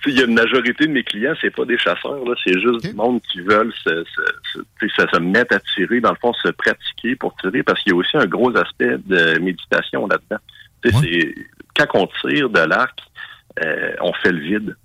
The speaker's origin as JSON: {"language": "French", "region": "Quebec", "country": "Canada", "said": "Nous autres, évidemment, au Québec"}